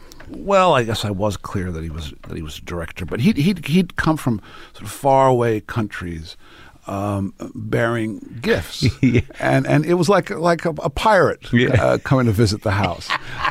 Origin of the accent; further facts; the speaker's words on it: Ireland; also born or lived in Italy / England; I grew up in Ireland